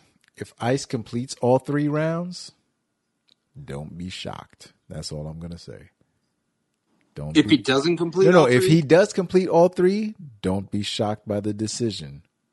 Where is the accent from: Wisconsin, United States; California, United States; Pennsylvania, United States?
Wisconsin, United States; Just because I'm from Wisconsin, don't mean I like cheese like that.